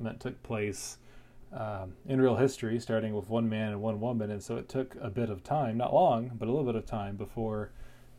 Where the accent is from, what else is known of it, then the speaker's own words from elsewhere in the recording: North Carolina, United States; moved away as an adult; now in Florida, United States; I moved from North Carolina, where I grew up, to Florida to take a job